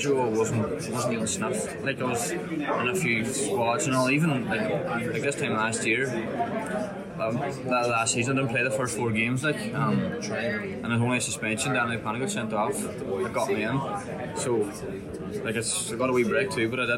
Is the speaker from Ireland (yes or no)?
yes; Ramelton, Ulster, Ireland; I'm from Remelton, Donegal